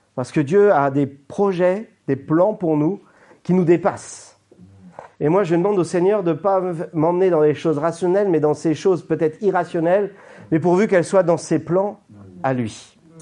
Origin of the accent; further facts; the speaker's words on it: Brittany, France; en tant que Français, et breton